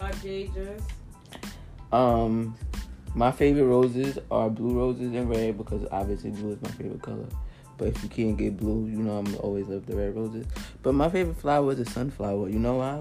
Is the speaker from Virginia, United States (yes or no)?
no; New York City, New York, United States; I'm New York. I'm from Brooklyn.